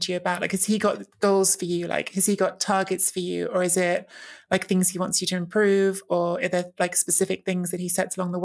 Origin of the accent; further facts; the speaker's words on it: England, United Kingdom; I grew up in England with an Italian dad